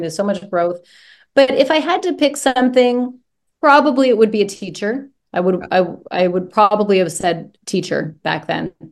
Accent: Brampton, Ontario, Canada; I grew up just outside of Toronto, Ontario, in a place called Brampton, Ontario

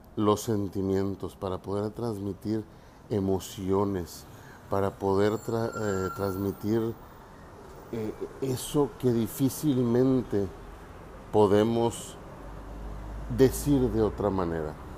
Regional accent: Mexico; nuestros orígenes como mexicanos

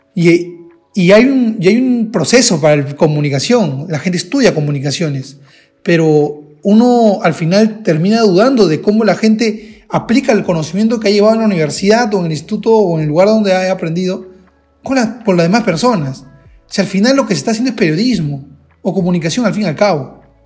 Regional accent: Peru; yo soy de Perú

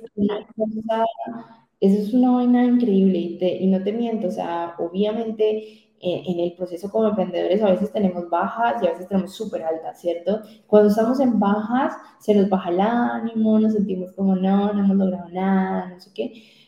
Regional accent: Colombia; yo me quiero quedar en mi tierra, en mi tierra, en mi país

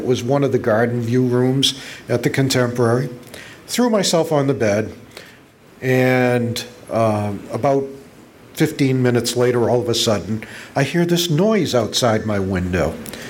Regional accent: Plymouth, Massachusetts, United States; moved away as an adult; now in Florida, United States; And I was born and raised right here in Plymouth, lived here in this town right up until February of this past year when the moving van moved us down to about 2 miles from the castle.

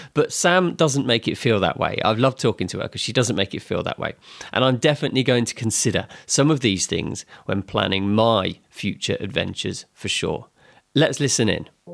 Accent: England, United Kingdom; my home country

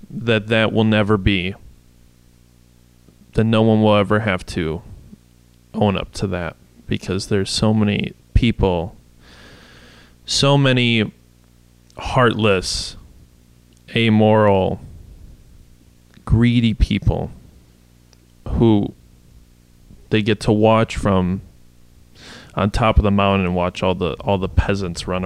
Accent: Kenosha, Wisconsin, United States; born and raised in Kenosha

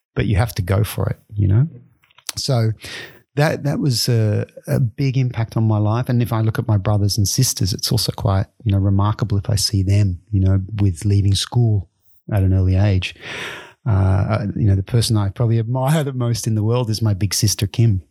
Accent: Australia; moved away as an adult; also born or lived in Japan / London; now in Belgium; I grew up in Australia and, and really in a in a rural uh, farming area in Australia

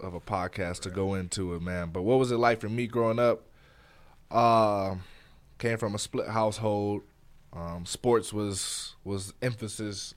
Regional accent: Detroit, Michigan, United States; moved away; also born or lived in Flint, Michigan; I'm from Detroit, Michigan. Um, I spent part of my life in Detroit, and I spent a couple years in Flint, Michigan

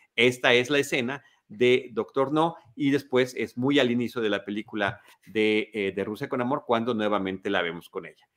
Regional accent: Mexico; soy mexicano

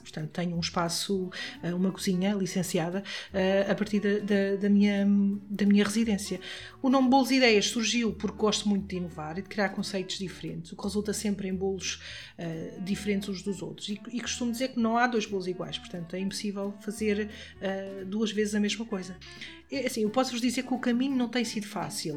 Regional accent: Caldas da Rainha, Centro, Portugal; eu sou de Caldas da Rainha

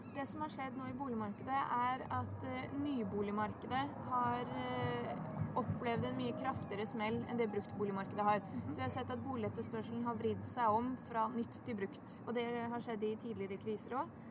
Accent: Bosnia & Herzegovina; now in Oslo, Norway; i Bosnia, der jeg kommer fra

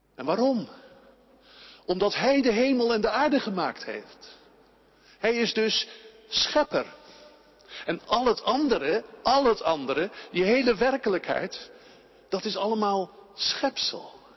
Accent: Netherlands; wij als Nederlanders

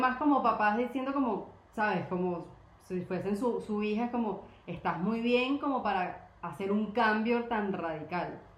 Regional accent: Venezuela; moved away; also born or lived in Colombia

